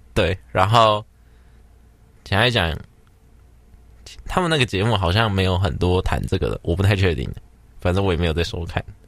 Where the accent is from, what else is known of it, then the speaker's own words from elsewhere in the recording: Taiwan; 我是台湾人